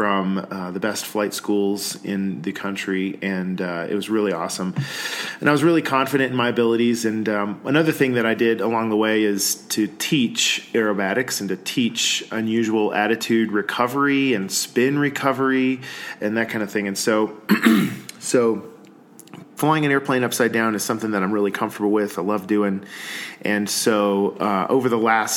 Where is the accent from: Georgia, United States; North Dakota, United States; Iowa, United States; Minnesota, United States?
Georgia, United States; moved away as an adult; now in Colorado, United States; I'm originally from Georgia. I've been in Colorado for about 15 years now